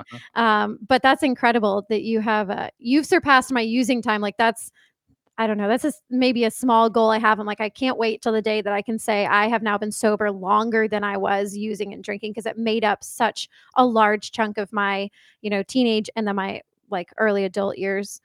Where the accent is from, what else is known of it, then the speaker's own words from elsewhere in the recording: East Coast, United States; I grew up on the East Coast, and my family mostly lives on the East Coast